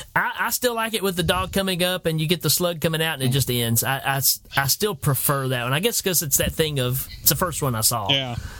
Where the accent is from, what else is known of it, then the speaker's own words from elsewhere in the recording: Tennessee, United States; I told him Tennessee.